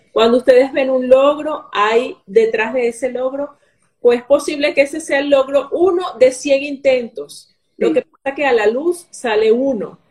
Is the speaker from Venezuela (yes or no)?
yes; Venezuela; moved away; soy de Venezuela